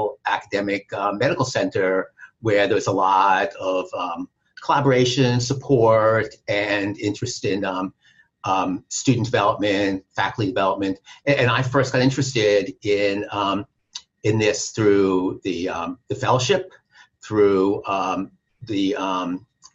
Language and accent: English; New York, United States; accent: New York; moved away as an adult; now in San Diego, United States; as you can pick up from my accent, originally from New York